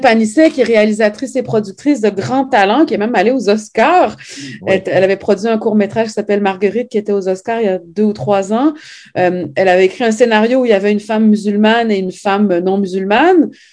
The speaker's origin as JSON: {"language": "French", "town": "Montreal", "region": "Quebec", "country": "Canada", "tie": "born or raised there", "also_born_or_lived": "Saguenay, Quebec / France", "said": "on a quitté le Saguenay pour venir vivre à Montréal quand, en 76 quand j'avais 4 ans"}